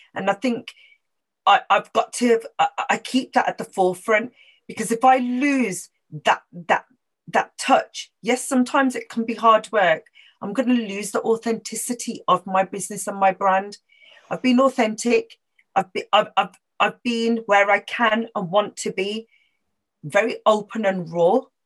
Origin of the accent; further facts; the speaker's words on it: Wolverhampton, West Midlands, United Kingdom; also born or lived in Birmingham; as a Punjabi Sikh girl growing up in Wolverhampton